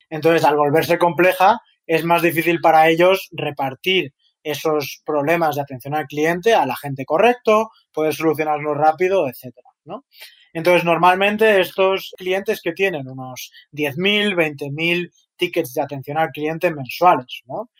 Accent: Madrid, Community of Madrid, Spain; accent: Spanish; moved away as an adult; also born or lived in Chicago; now in San Francisco, United States; soy eh, originario de Madrid, mi familia es de Madrid

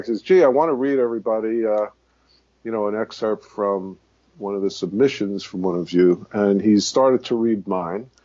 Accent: New York City, New York, United States; I was born and raised in the Bronx

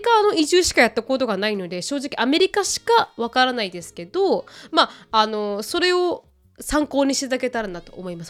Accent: Okinawa, Japan; moved away; 沖縄人として

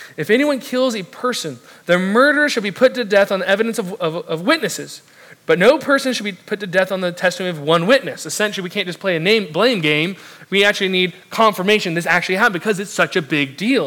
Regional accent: South Orange County, Southern California, United States; moved away; I'm originally from the southern California, South Orange County specifically. And I grew up and was raised near, right near the beach, five minutes from it

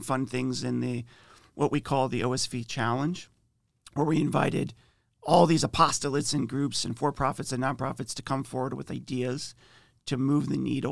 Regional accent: Ohio, United States; moved away as an adult; now in Indiana, United States; We've been in Indiana for probably 5 or 6 years, but I'm originally from Ohio

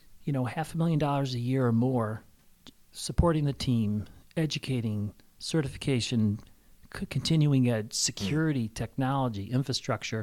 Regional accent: Chicago, Illinois, United States; now in Valparaiso, United States; I'm from Chicago, but I didn't want to move back into Chicago. I love Valparaiso.

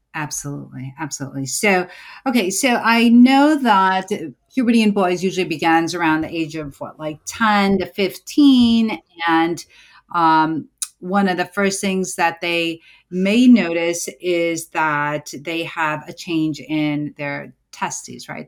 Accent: United States; I'm an American born certified O B G Y N

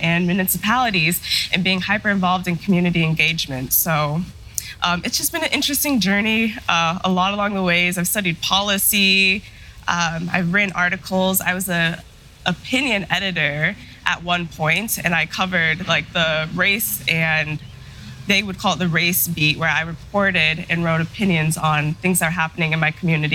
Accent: Denver, Colorado, United States; also born or lived in Chicago, Illinois / Michigan; I grew up in Denver, Colorado, and growing up between there and Chicago and Michigan

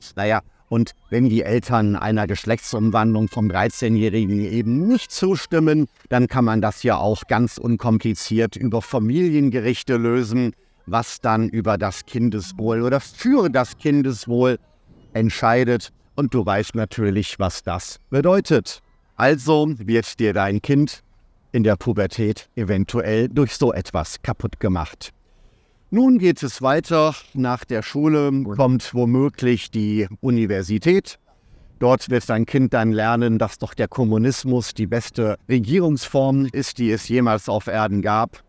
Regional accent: Ruhr area, North Rhine-Westphalia, Germany; moved away; meiner Heimat, also auch im Ruhrgebiet

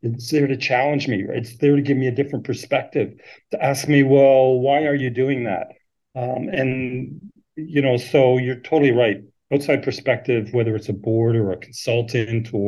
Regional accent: Canada; moved away as an adult; now in Sydney, Australia; I'm from Canada. I came out to Australia in 2007

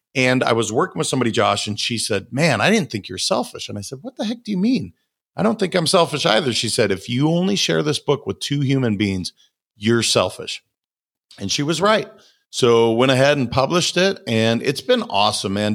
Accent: Montana, United States; I'm a kid from Montana

